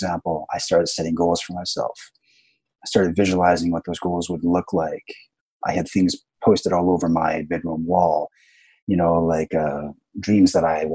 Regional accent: Canada; moved away as an adult; also born or lived in Vancouver; now in Japan; I'm from Canada originally

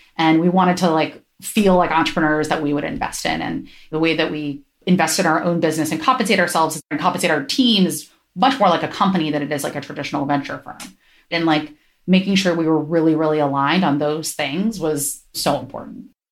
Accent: Ohio, United States; now in San Francisco, United States; I grew up in Ohio

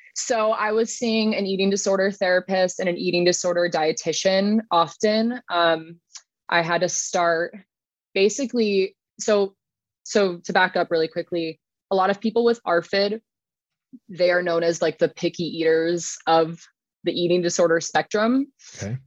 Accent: Dana Point, California, United States; now in Lake Elsinore, United States; I grew up in Dana Point

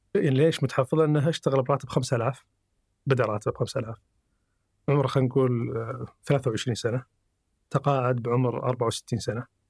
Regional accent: Saudi Arabia; عندنا في السعودية

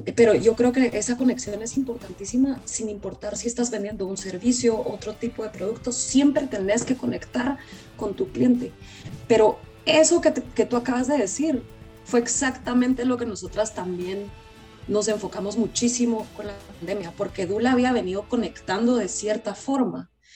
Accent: Guatemala; moved away as an adult; now in United States; Vivo en Estados Unidos, pero soy de Guatemala.

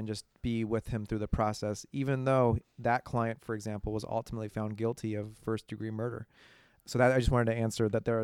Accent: Bay Area, California, United States; I grew up here in the Bay Area.

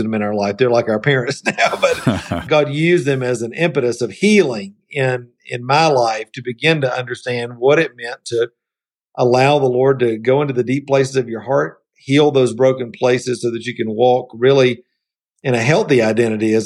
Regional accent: Columbus, Georgia, United States; also born or lived in Atlanta, United States; now in Asheville, United States; I grew up in Middle Georgia in Columbus, Georgia

